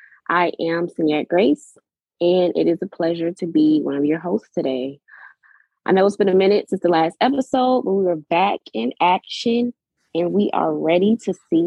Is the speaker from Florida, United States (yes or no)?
yes; Pensacola, Florida, United States; 23, and I'm a recent graduate from Florida A&M University, and I'm from Pensacola, Florida.